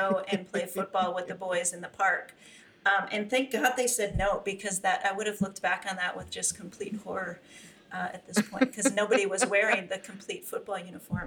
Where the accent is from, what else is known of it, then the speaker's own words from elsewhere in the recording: St. Paul, Minnesota, United States; moved away as an adult; also born or lived in California; I grew up in Minnesota, one older brother, and in St. Paul, Minnesota